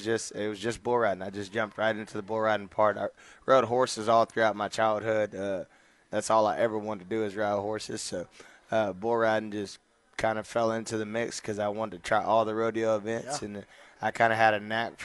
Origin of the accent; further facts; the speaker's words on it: Rockdale, Texas, United States; also born or lived in Temple, Texas; Originally from Rockdale, Texas